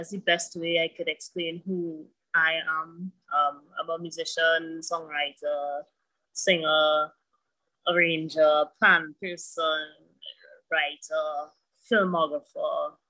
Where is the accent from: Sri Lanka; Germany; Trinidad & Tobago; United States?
Trinidad & Tobago; Santa Cruz; also born or lived in Azerbaijan; I grew up in Santa Cruz, actually. So people know me from that area, but I've also spent some time outside of Trinidad and Tobago.